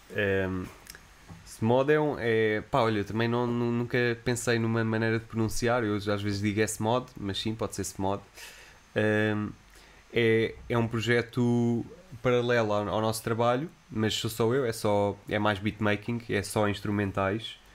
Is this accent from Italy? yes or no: no; Lisbon, Portugal; eu sou de Benfica e eh, cresci em Benfica, passei a minha infância em Benfica